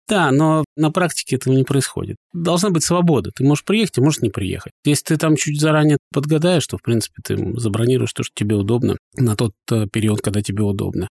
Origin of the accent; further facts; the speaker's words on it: Saint Petersburg, Russia; moved away as an adult; also born or lived in Vyborg area, Leningrad Oblast; now in Vyborg, Russia; мы родились, выросли в Петербурге, не собирались никуда переезжать. И вот так получилось, что теперь мы живем под Выборгом